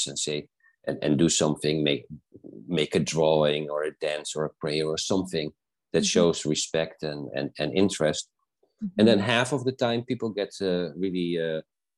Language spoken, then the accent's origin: English; South Africa; I was born in South Africa, so I trained with the indigenous healers